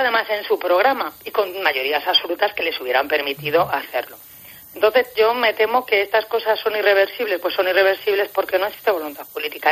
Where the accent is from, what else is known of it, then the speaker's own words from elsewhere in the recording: Spain; yo como juez española soy también juez europea